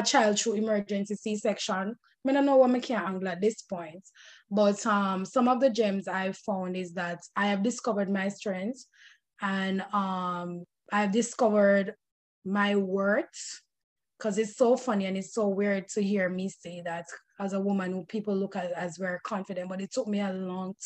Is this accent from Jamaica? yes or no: yes; Jamaica; now in United States; as a Jamaican American